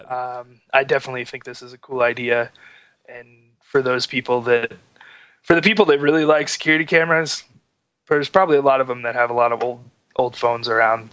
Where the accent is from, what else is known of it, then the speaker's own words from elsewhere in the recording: Florida, United States; now in Utah, United States; we grew up in Florida together